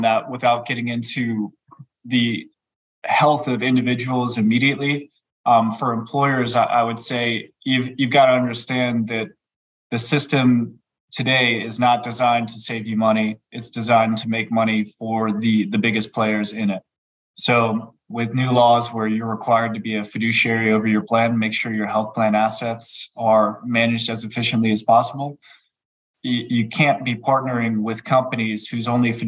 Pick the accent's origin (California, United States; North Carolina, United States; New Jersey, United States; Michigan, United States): North Carolina, United States; Gastonia; also born or lived in Alexandria, Virginia; I grew up in Gastonia, North Carolina.